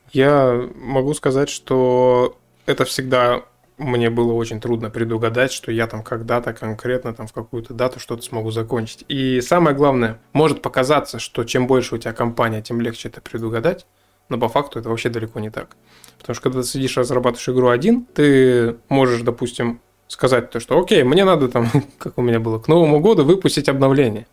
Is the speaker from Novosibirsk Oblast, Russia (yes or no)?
yes; Novosibirsk, Novosibirsk Oblast, Russia; мы из Новосибирска